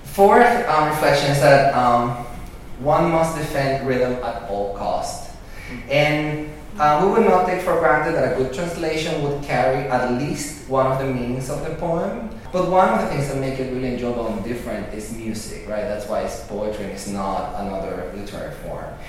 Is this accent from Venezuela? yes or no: yes; Venezuela; moved away; I was born and raised in Venezuela, '79, and but my parents are from Spain